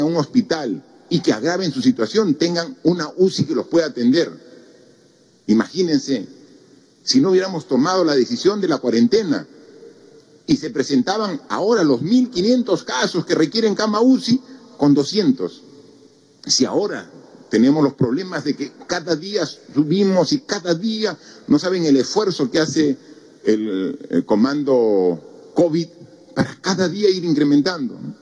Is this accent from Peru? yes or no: yes; Peru